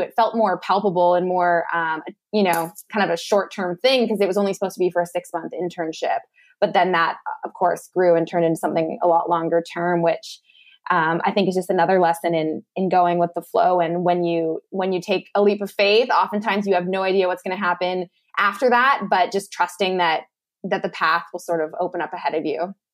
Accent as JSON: {"language": "English", "town": "Lethbridge", "region": "Alberta", "country": "Canada", "tie": "born or raised there", "also_born_or_lived": "Malaysia", "moved": "as an adult", "said": "moved back home to my hometown uh, of Lethbridge, Alberta, and was living back in my parents' basement."}